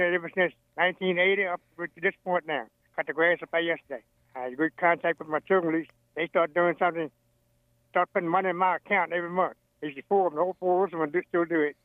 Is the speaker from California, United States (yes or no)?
no; Sunnybank, Virginia, United States; born and raised in Sunnybank, Virginia